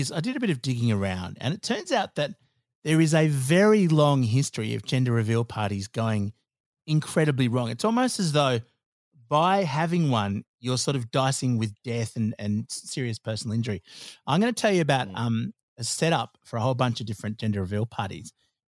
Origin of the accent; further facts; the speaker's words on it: Australia; And look, of course, being Australian, being a bit bogan, donuts were involved.